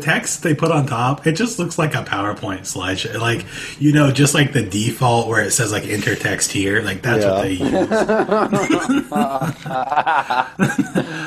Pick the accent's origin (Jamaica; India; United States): United States; I'm an American